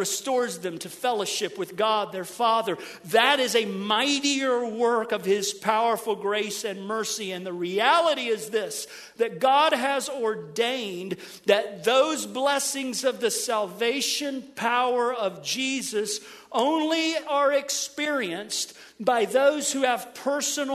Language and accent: English; Middletown, Ohio, United States; now in Cocoa, Florida, United States; Oh, that's my hometown.